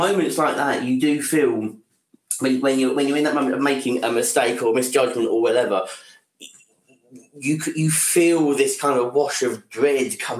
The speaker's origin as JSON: {"language": "English", "region": "England", "country": "United Kingdom", "said": "I'm too English"}